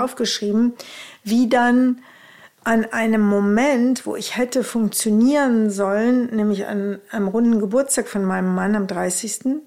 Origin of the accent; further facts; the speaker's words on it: Rhineland, Germany; Bei uns im Rheinland sagt man Tröte fürs Fußballstadion